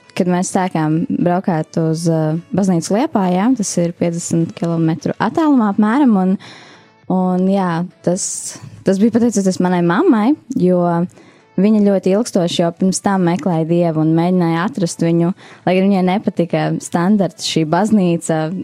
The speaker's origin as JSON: {"language": "Latvian", "town": "Aizpute", "region": "Kurzeme", "country": "Latvia", "moved": "as an adult", "lives_now": "Riga, Latvia", "said": "es nāku no mazas pilsētiņas, Skurzemē"}